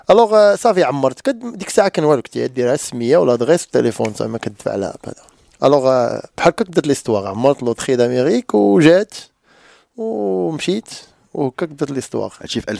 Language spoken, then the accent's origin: Arabic; Morocco; راك عارف حنا مغاربه كنلعبوا الكره